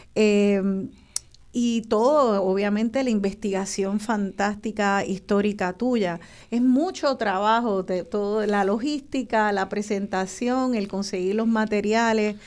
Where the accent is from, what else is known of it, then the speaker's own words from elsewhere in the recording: Puerto Rico; nuestra isla